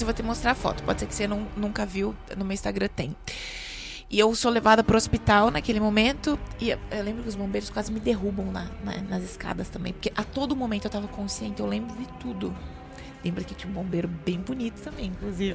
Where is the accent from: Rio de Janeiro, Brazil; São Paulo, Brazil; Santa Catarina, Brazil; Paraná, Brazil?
Santa Catarina, Brazil; also born or lived in Chapecó; eu morava sozinha num apartamento no centro de Chapecó, só de Santa Catarina, já percebeu pelo meu sotaquezinho